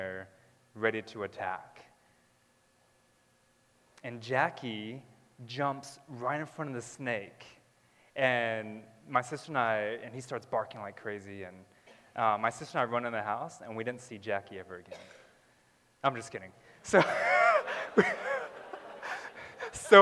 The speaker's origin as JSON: {"language": "English", "region": "Southern California", "country": "United States", "tie": "born or raised there", "said": "I was born in California. Southern California. We lived in multiple places in Southern California, and then when I was around three or four, we lived in this desert. And it was outside of the LA area"}